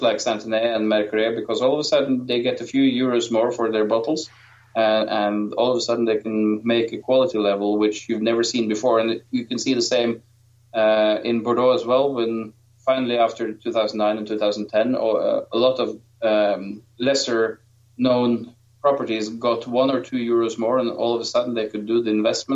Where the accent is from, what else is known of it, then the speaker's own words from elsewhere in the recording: Norway; I'm from Norway